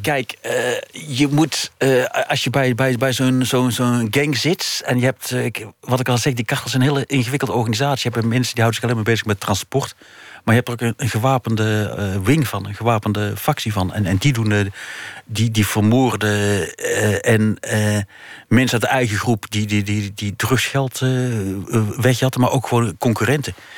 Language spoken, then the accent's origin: Dutch; North Brabant, Netherlands; als Brabander